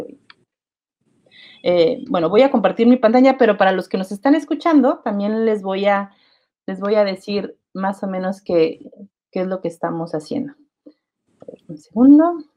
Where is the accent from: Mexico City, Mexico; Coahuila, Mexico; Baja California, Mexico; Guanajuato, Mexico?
Mexico City, Mexico; moved away; also born or lived in Querétaro; yo soy de la Ciudad de México y mucho tiempo he vivido en Querétaro.